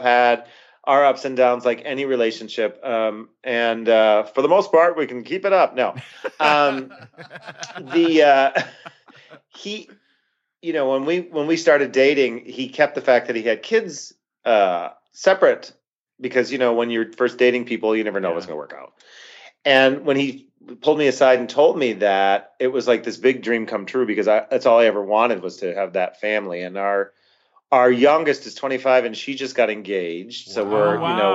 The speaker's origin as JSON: {"language": "English", "town": "Scranton", "region": "Pennsylvania", "country": "United States", "tie": "born or raised there", "moved": "as an adult", "lives_now": "Rochester, United States", "said": "I'm originally from Scranton, Pennsylvania."}